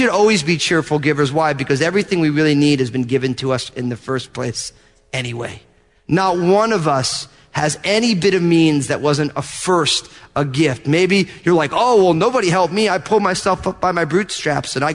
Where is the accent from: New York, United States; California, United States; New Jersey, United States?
New Jersey, United States; I'm from New Jersey.